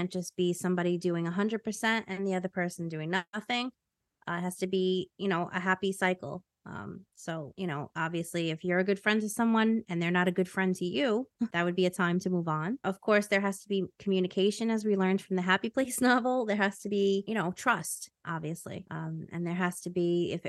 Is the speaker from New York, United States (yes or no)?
yes; New York, United States; I'm from New York